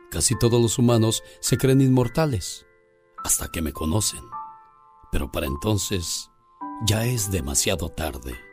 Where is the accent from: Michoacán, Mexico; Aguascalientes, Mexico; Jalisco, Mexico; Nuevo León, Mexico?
Michoacán, Mexico; Morelia; moved away; Un día salí de Morelia, Michoacán, pero Morelia, Michoacán nunca salió de mí.